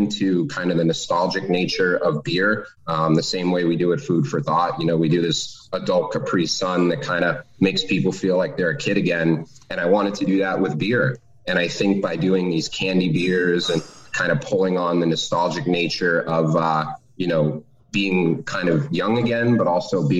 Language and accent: English; Boston, Massachusetts, United States; also born or lived in Maine; now in Cape Neddick, Maine, United States; I grew up in downtown Boston, born and raised in Boston